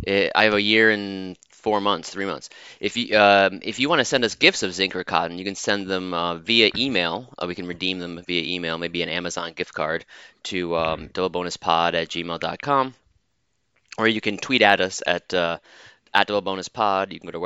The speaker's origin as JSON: {"language": "English", "region": "East Coast", "country": "United States", "lives_now": "New York, United States", "said": "we both are living in New York. We're both from the East Coast."}